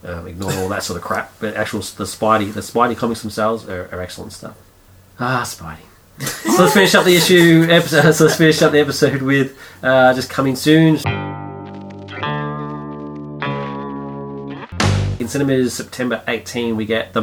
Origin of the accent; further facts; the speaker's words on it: Melbourne, Victoria, Australia; I grew up in Heidelberg